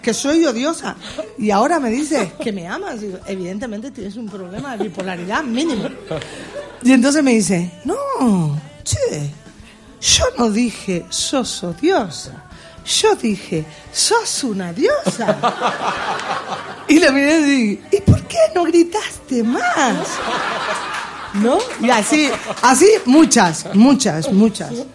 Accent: Spain; mi tierra, en España

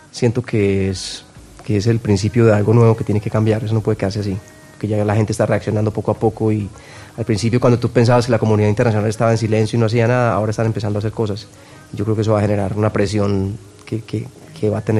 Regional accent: Medellín, Antioquia, Colombia; Yo vengo de Antioquia, de Medellín.

